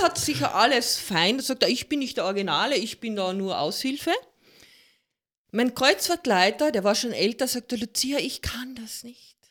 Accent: Carinthia, Austria; ich bin gebürtige Kärntnerin mit holländischen Wurzeln.

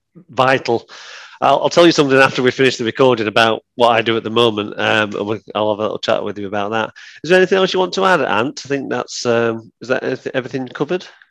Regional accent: Sheffield, Yorkshire and the Humber, United Kingdom; also born or lived in Nether Edge, Sheffield; I grew up in Woodhouse

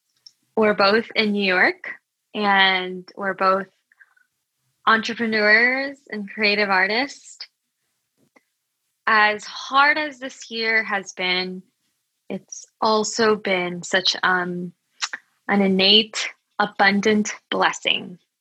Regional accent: Metro Manila, Philippines; So yes, I identify as a Filipino American, although Filipino has a huge historical term. You know, we are also from different parts of islands in the Philippines.

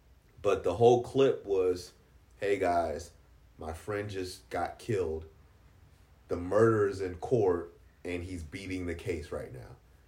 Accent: Washington, District of Columbia, United States; oh, I grew up in D.C. and you live here now.

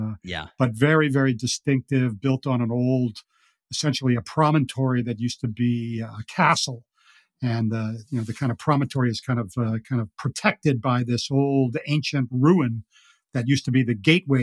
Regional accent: Boston, Massachusetts, United States; I grew up in Boston and I learned to play golf as a caddy

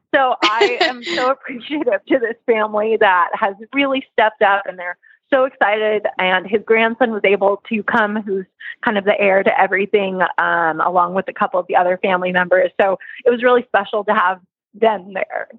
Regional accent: California, United States; moved away; we are originally from California

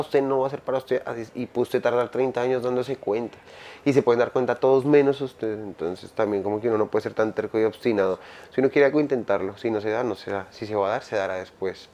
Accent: Colombia; por ser colombiano

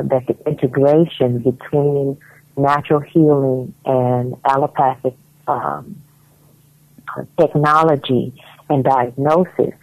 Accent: United States; moved away as an adult; now in Ghana; living here and growing up in America

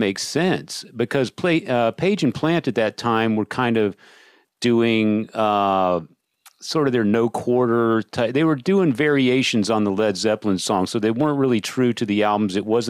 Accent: Austin, Texas, United States; we're from Austin

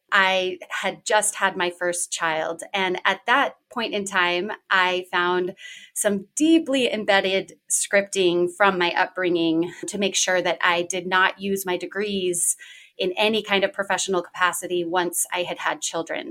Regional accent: Washington, United States; I am originally from Washington State

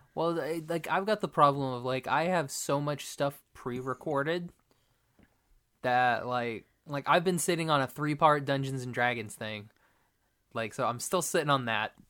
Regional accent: Oklahoma, United States; I went to a private school in Oklahoma

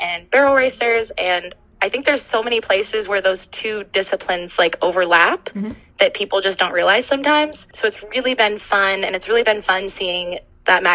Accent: Western Pennsylvania, United States; moved away as an adult; I grew up in Western Pennsylvania

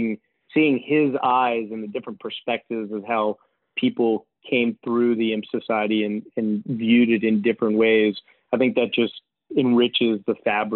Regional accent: Richmond, Virginia, United States; that was not part of my life growing up in Richmond.

